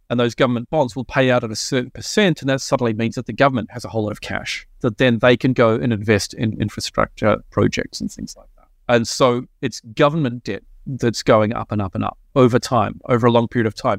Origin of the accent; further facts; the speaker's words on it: New Zealand; now in Australia; I'm a Kiwi